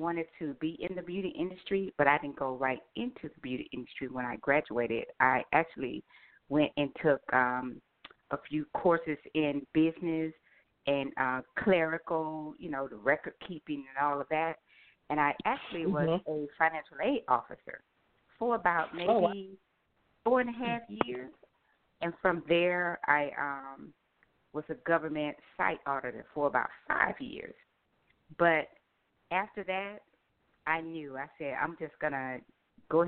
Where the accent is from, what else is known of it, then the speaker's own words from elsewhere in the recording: Atlanta, Georgia, United States; I am from Atlanta, Georgia.